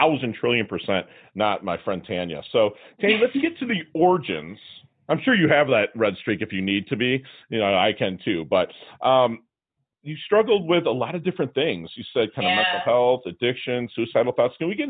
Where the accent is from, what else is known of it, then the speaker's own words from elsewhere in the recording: Michigan, United States; now in South Florida, United States; I'm from Michigan